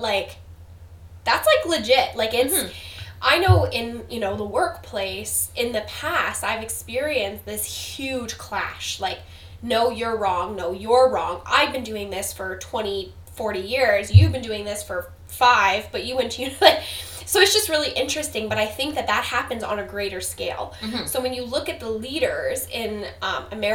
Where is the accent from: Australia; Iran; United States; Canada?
Canada